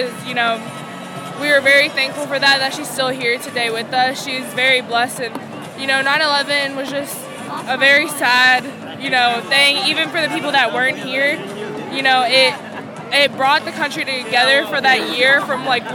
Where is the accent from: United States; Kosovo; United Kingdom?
United States; I was born in the USA